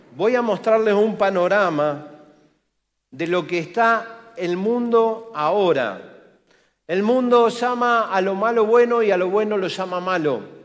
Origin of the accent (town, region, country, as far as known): Argentina